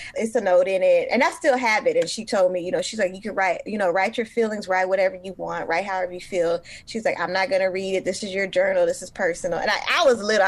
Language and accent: English; Oakland, California, United States; Born and raised in East Oakland.